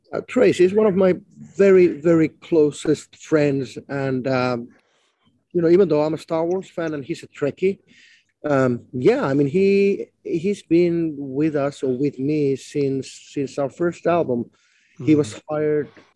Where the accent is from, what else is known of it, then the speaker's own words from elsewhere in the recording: Finland; first language Finnish; English is a second language; not a native English speaking person, you know, my mother tongue was just Finnish